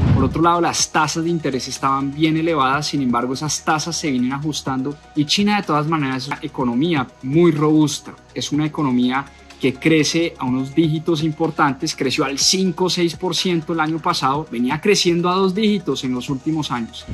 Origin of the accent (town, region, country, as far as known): Colombia